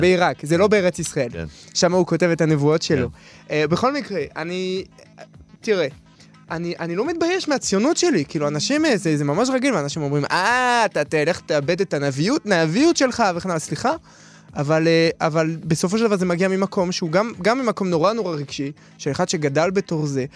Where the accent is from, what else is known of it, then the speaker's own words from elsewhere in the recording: Paris, Île-de-France, France; now in Israel; אני מגיע מפריז. אני גדלתי במקום הכי טוב, אחד המקומות הכי מתורבתים בעולם